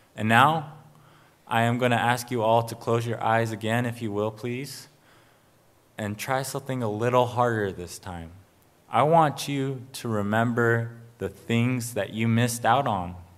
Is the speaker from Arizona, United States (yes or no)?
yes; Arizona, United States; I come from the Salt River, P M Maricopa Indian community